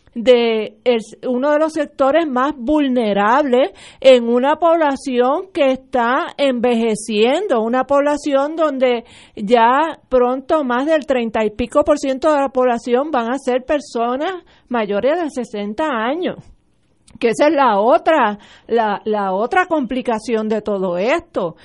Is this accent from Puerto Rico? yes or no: yes; Puerto Rico; somos una colonia de Estados Unidos